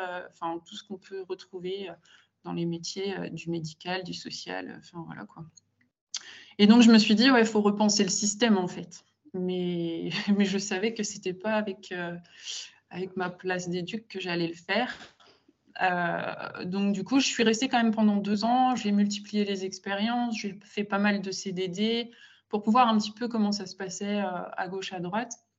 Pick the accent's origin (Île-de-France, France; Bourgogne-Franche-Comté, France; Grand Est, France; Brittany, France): Grand Est, France; Gaye; je viens d'un petit village, euh, euh, en Champagne-Ardenne, donc à une heure, un peu plus d'une heure de Reims